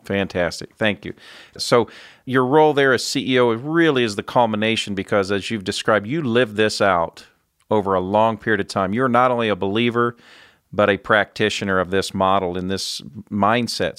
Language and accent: English; central Indiana, United States; I'm a Midwest boy. I grew up on a farm in central Indiana